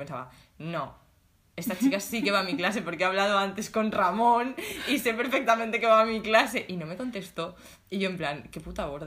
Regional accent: Alicante, Valencian Community, Spain; now in Valencia, Spain; Bueno, en verdad somos de Alicante. Somos de Alicante

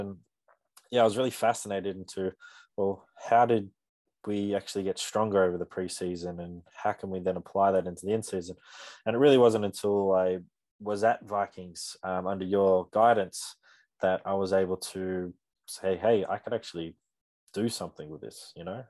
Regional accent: Canberra, Australian Capital Territory, Australia; I'm born and raised in Canberra as well

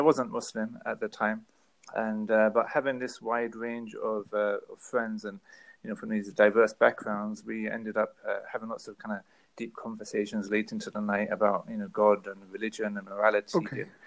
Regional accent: London, United Kingdom; moved away as an adult; also born or lived in Middle East; born and raised in North London, in England

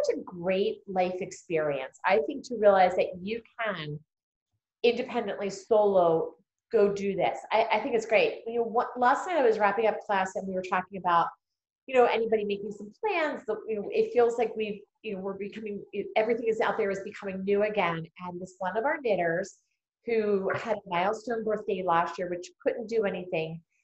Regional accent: United States; we're all from here

